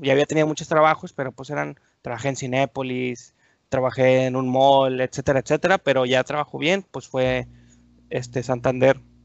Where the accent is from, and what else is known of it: Torreón, Coahuila, Mexico; born or raised there; moved away as an adult; also born or lived in Durango, Durango, Mexico; now in Monterrey, Mexico